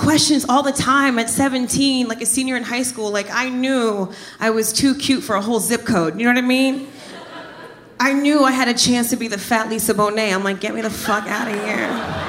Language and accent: English; Trenton, New Jersey, United States; moved away as an adult; also born or lived in Miami, Florida; So, I'm originally from Jersey.